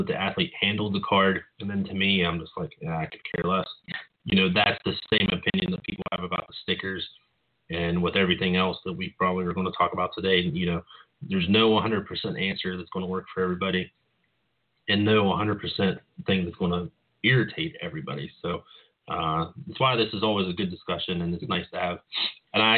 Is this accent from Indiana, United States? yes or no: no; West Virginia, United States; my hometown, which is a very small town in West Virginia